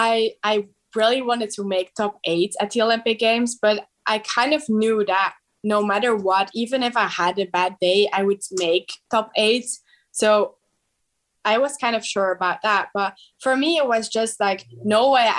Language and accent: English; Belgium; I'm from Belgium